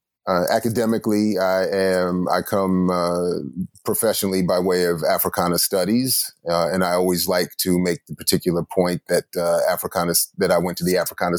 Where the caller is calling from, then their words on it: Columbia, Maryland, United States; Well, I am officially in Columbia, Maryland, which is a small planned city, almost right in the midway point between Washington, D.C. and Baltimore, Maryland, where I work and teach at Morgan State University.